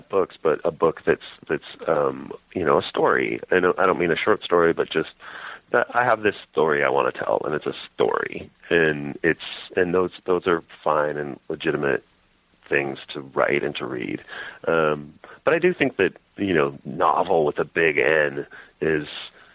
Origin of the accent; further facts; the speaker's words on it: Western Montana, United States; moved away as an adult; also born or lived in Texas; I grew up in Western Montana.